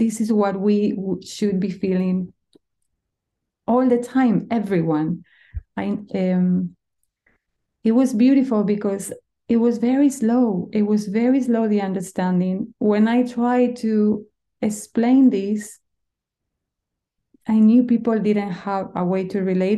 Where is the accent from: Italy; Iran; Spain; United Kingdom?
Spain; moved away; I come from Spain. You need to understand that food is our culture